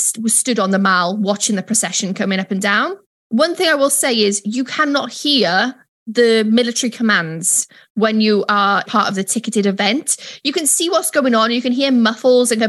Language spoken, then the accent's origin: English; Wales, United Kingdom; moved away; a Welsh person